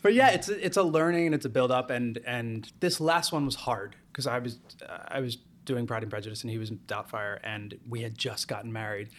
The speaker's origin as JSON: {"language": "English", "region": "New Jersey", "country": "United States", "tie": "born or raised there", "also_born_or_lived": "Los Angeles / Las Vegas", "moved": "as an adult", "lives_now": "New York, United States", "said": "I grew up in Jersey"}